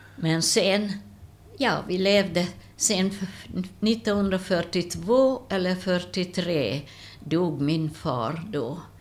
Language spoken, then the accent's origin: Swedish; Miskolc, Borsod-Abaúj-Zemplén, Hungary; Swedish is a second language; moved away as an adult; now in Sweden; Jag är född i Ungern